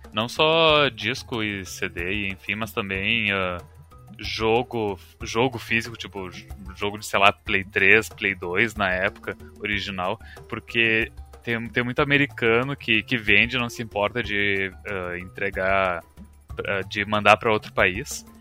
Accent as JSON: {"language": "Portuguese", "country": "Brazil", "said": "a gente fala Raven, tipo o Ra brasileiro"}